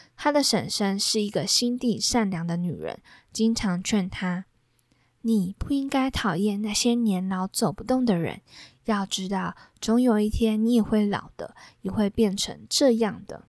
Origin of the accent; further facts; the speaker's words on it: southern Taiwan, Taiwan; now in Taipei, Taiwan; 像是我的老家，比如说我过年啊、过节啊都要回到南部